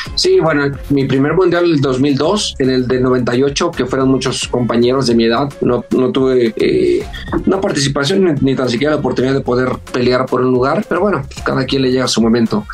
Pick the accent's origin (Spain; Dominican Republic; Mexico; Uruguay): Mexico; Culiacán, Sinaloa; moved away as an adult; also born or lived in Guadalajara; me fui, bueno, de, de Culiacán, de mi pueblo, salí como a los 19 años